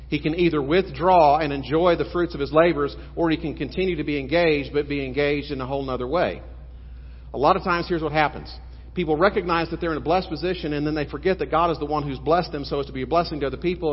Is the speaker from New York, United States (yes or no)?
no; South Texas, United States; I grew up in South Texas, just seven miles north of the border